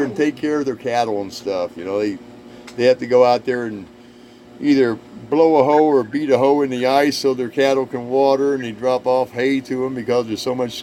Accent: Indiana, United States; moved away; also born or lived in North Carolina / Colorado / Korea; I grew up in Indiana.

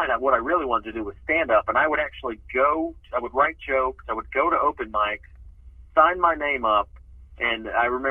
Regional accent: Atlanta, Georgia, United States; moved away as an adult; also born or lived in Nashville, Tennessee; now in Los Angeles, United States; I was born in Nashville, Tennessee, and my family moved to kind of the Atlanta suburbs when I was a child.

